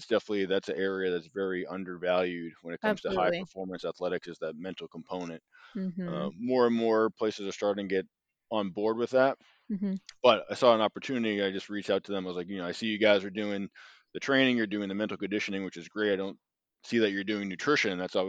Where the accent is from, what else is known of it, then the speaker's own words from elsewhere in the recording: Boston, Massachusetts, United States; So I moved closer to home. Again, I'm from Boston, Mass. I moved closer to family who's all out here on the East Coast.